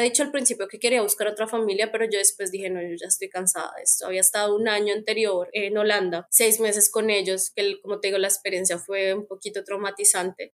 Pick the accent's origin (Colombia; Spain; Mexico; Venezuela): Colombia; Bogotá; first language Spanish; moved away as an adult; also born or lived in Netherlands / Belgium; now in Canada; yo soy de Bogotá